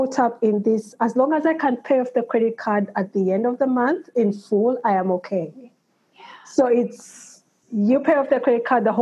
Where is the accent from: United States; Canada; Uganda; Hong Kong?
Uganda; now in United Kingdom; I grew up in Uganda, Uganda is mainly a cash economy. And then I moved to the UK